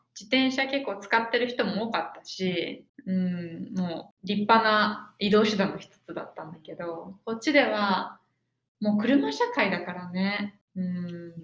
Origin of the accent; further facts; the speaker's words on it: Shizuoka, Japan; first language Japanese; moved away as an adult; now in Minnesota, United States; 私は静岡で育ったけど